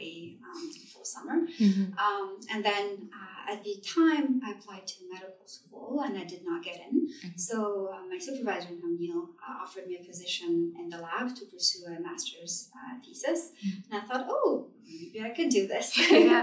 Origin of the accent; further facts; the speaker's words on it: Tunisia; moved away as an adult; now in Vancouver, Canada; When I came to Vancouver from Tunisia, which is Northern Africa, and that's where I grew up